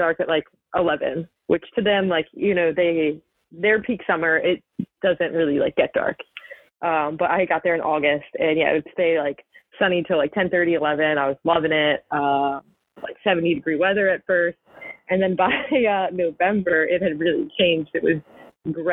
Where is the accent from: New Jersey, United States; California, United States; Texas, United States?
New Jersey, United States; moved away; this is my home state